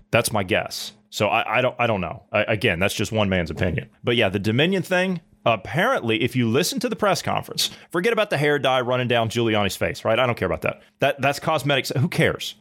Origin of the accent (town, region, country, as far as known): United States